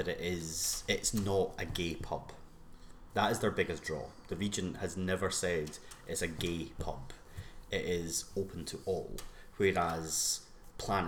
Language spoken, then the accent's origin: English; Glasgow, Scotland, United Kingdom; I was born in Glasgow, lived in Glasgow until I was 11, 12, and then moved to a small town.